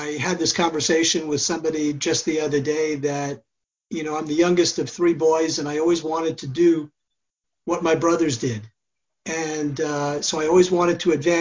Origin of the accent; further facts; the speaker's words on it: New York, United States; I grew up in New York